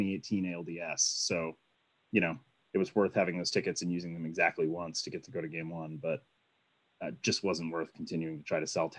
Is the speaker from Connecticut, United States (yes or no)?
yes; Connecticut, United States; I was born in Connecticut, but my dad's from a Boston suburb, so I was not given a choice.